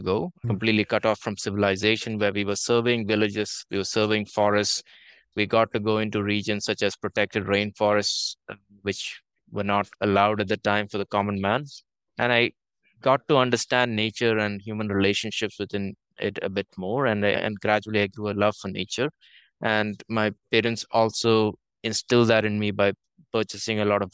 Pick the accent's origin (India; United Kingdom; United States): India; moved away as an adult; also born or lived in Toronto, Canada; now in Netherlands; I grew up in India, and very typically, I did engineering in India and computer science